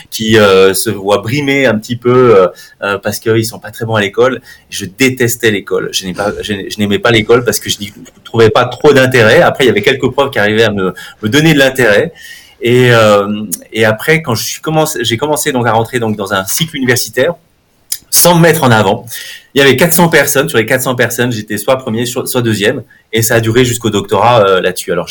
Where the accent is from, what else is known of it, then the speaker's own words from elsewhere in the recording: Bonneville, Auvergne-Rhône-Alpes, France; now in Switzerland; je suis né en France, je suis, je suis de Bonneville, donc euh, dans le 74. ça fait maintenant 17 ans que, que je suis en Suisse, double nationalité.